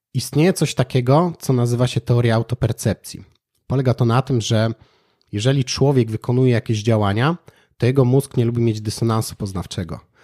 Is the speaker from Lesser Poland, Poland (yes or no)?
yes; Kraków, Lesser Poland, Poland; u nas w Krakowie